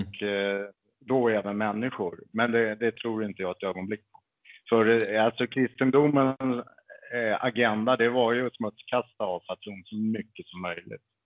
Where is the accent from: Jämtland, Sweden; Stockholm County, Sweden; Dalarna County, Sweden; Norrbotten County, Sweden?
Stockholm County, Sweden; Stockholm; also born or lived in Märsta; Född och uppväxt i Bagarmossen i södra Stockholm. Bor nu i Märsta